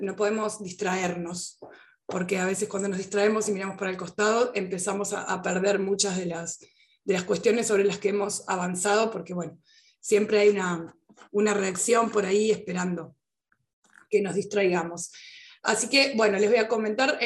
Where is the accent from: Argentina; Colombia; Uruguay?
Uruguay; yo estoy en Uruguay y soy uruguaya específicamente